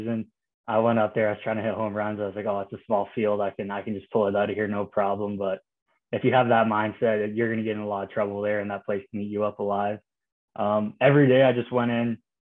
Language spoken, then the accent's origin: English; Canada; being Canadian